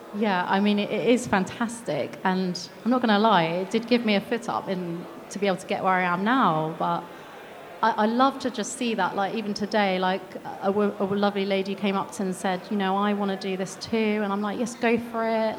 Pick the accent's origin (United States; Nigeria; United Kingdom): United Kingdom; I'm British